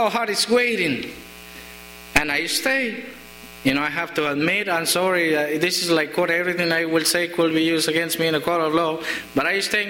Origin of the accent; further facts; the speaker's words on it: Colombia; English is a second language; moved away; in my country, we don't get letters too much. We don't use it most of the times because they get stolen on the way. It's not a federal felony back in Colombia.